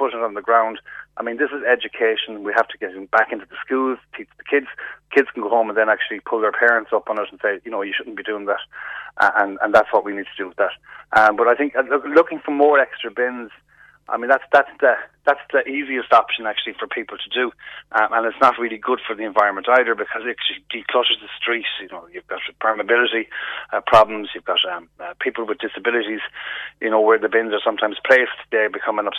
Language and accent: English; Galway, Connacht, Ireland; We're the City of Festivals and City of Tribes